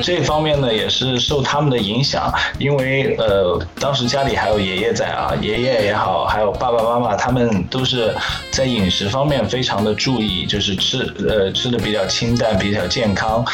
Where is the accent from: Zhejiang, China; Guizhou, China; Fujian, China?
Zhejiang, China; Hangzhou; 我来自杭州，浙江杭州